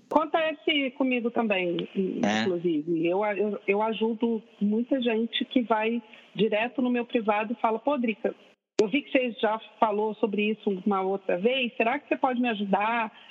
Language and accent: Portuguese; Brasília, Federal District, Brazil; moved away as an adult; now in Rio de Janeiro, Brazil; eu sou de Brasília